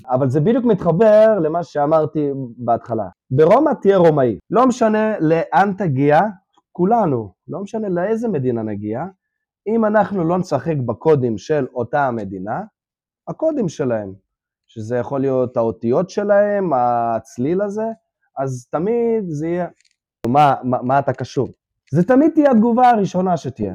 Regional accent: Israel; born or raised there; first language Russian; Hebrew is a second language; also born or lived in Ukraine

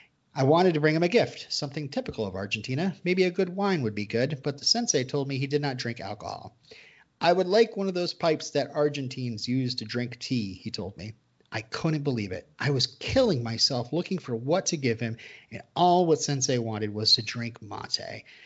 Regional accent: San Francisco, California, United States; born there; I don't even have an accent. I was born here in San Francisco.

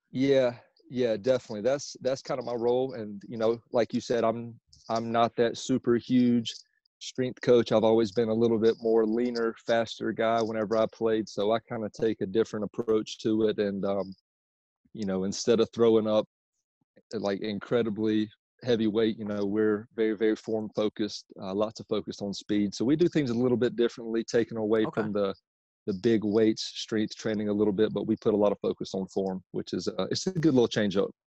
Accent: Myrtle Beach, South Carolina, United States; now in Charlotte, United States; I'm originally from uh, Myrtle Beach, South Carolina, but I currently live in Charlotte, North Carolina

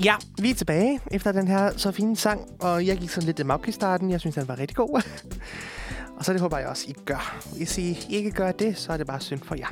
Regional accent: Amager, Capital Region of Denmark, Denmark; also born or lived in Poland; jeg har boet på Amager hele mit liv

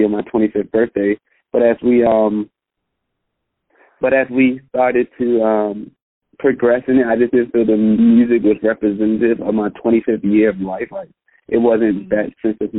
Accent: Prince George's County, D.C., Maryland, United States; I'm from PG County, which is like a small county outside of Washington, D.C.

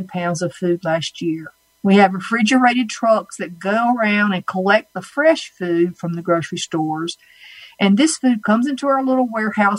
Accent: Red Springs, North Carolina, United States; from my accent that I am born and raised in North Carolina, Red Springs, North Carolina, to be exact

